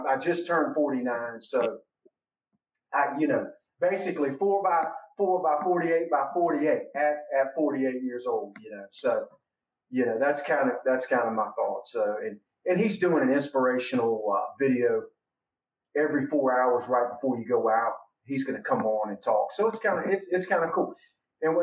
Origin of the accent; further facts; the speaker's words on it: Virginia, United States; also born or lived in Columbus, Ohio; I was 2 years old. And so I grew up in Virginia